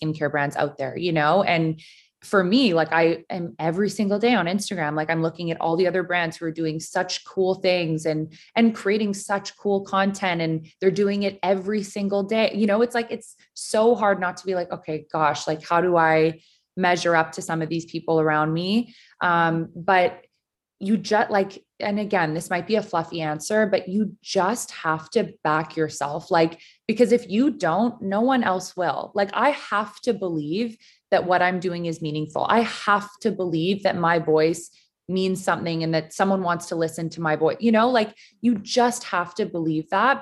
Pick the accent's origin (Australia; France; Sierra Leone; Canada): Canada; Vancouver, British Columbia; growing up in Vancouver, being around mountains in the ocean